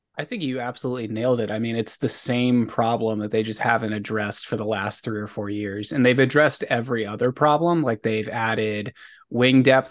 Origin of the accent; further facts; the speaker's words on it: Maryland, United States; growing up in Maryland